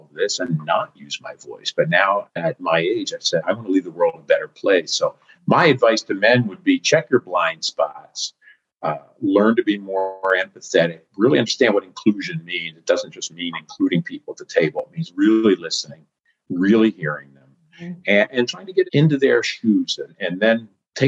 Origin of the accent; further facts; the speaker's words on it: East Coast, United States; now in California, United States; I live in California now, like you, Jackie, but I'm from the East Coast